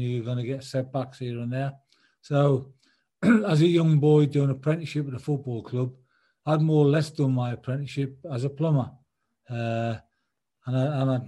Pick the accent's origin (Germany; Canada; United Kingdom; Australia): United Kingdom; Sunderland, North East England; my hometown club, which was Sunderland.